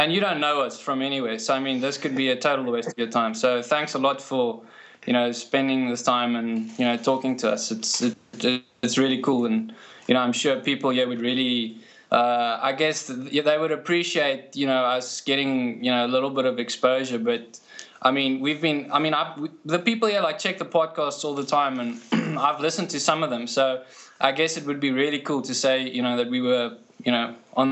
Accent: South Africa; we are both from South Africa

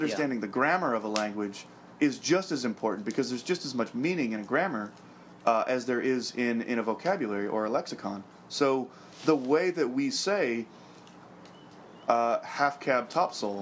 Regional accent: United States; I'm American

